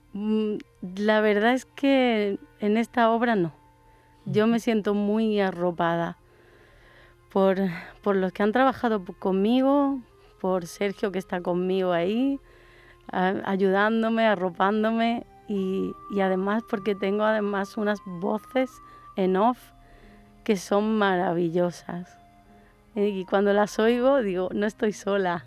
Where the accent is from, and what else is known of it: Málaga, Andalusia, Spain; born or raised there; also born or lived in Córdoba